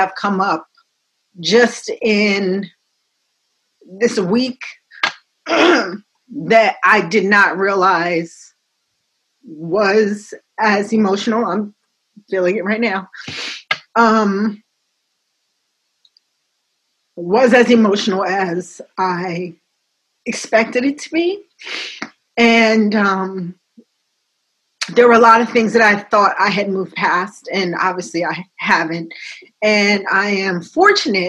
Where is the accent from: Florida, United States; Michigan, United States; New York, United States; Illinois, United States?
New York, United States; now in New Jersey, United States; I'm from New York. I live in New Jersey